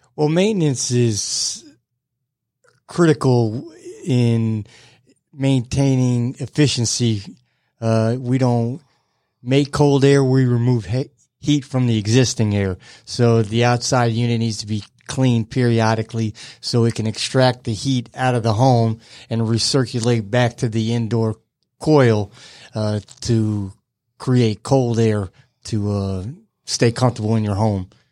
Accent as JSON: {"language": "English", "town": "Bridgeport", "region": "Connecticut", "country": "United States", "moved": "as an adult", "lives_now": "Georgia, United States", "said": "I'm from Connecticut"}